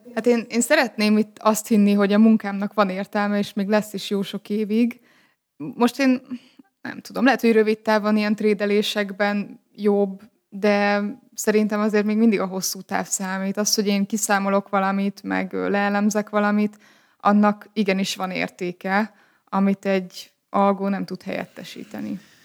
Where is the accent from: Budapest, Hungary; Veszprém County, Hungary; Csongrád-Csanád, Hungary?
Csongrád-Csanád, Hungary; Szeged; also born or lived in Kiskunhalas; Szegedi vagyok